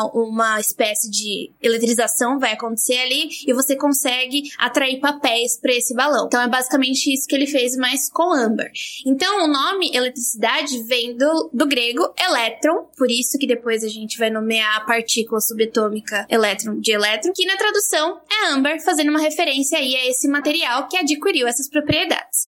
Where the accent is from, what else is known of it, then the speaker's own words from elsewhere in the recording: southeastern Brazilian coast, Brazil; como caiçara